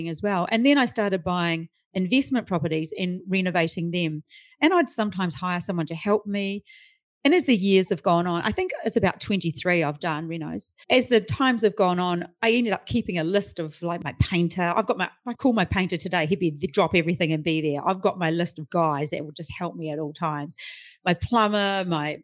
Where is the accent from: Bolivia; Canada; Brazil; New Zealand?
New Zealand; moved away as an adult; now in Australia; I'm from New Zealand.